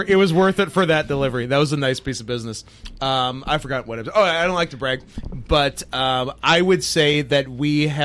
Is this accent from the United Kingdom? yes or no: no; Canada; We're Canadian